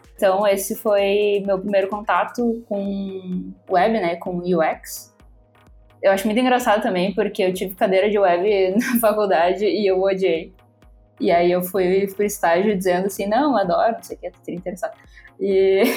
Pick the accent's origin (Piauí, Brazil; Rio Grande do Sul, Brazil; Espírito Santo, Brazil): Rio Grande do Sul, Brazil; Porto Alegre; sou de Porto Alegre